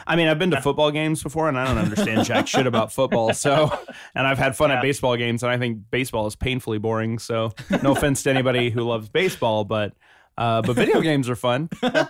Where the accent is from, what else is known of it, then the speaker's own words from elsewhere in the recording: Georgia, United States; moved away; I'm from Georgia